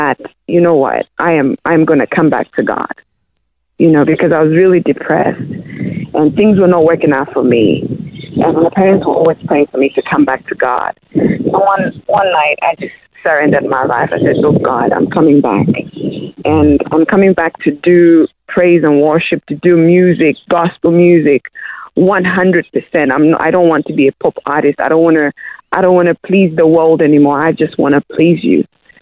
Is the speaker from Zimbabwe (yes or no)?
yes; Zimbabwe; also born or lived in Democratic Republic of Congo; now in Australia; I grew up in Zimbabwe. I was a refugee there